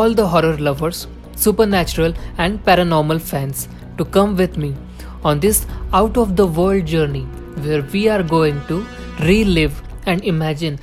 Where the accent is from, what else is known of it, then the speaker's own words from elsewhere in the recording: India; I am from India.